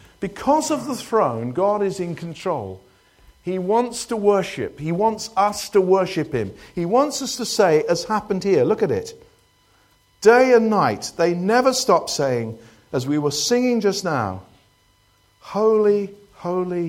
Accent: United Kingdom; we're British

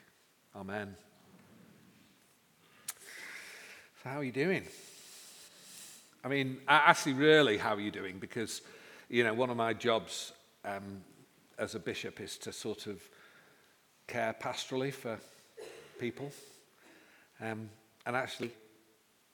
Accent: Manchester, North West England, United Kingdom; I come from Manchester

